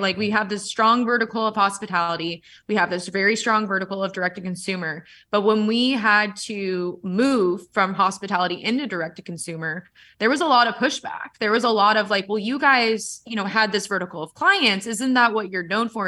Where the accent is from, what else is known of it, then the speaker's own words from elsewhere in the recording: San Diego, California, United States; I'm from San Diego